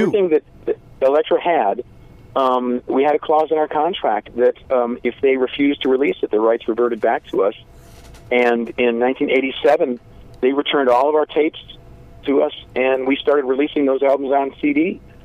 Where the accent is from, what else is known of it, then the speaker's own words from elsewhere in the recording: Zion, Illinois, United States; We grew up in in a small town called Zion, Illinois, which is right on the border of uh, Lake Michigan, just uh, halfway between Chicago and Milwaukee